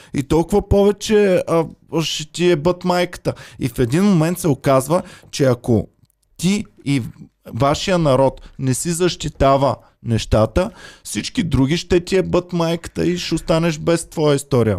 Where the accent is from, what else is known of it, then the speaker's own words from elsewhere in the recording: Bulgaria; moved away; also born or lived in Austria; без нея няма да сме българи